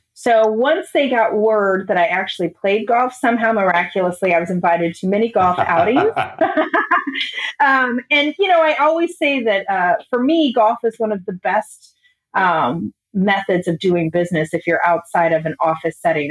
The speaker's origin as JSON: {"language": "English", "region": "Illinois", "country": "United States", "tie": "born or raised there", "said": "I grew up in Illinois. I always say about 20 minutes from St. Louis because nobody has any idea where my town is"}